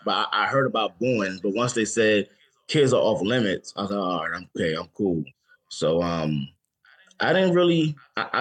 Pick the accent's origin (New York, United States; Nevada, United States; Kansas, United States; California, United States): New York, United States; New York City; I'm from the Bronx